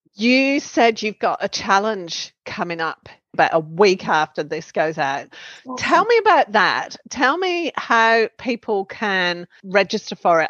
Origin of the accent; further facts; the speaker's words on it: Western Australia, Australia; moved away; also born or lived in New South Wales; we're from Western Australia.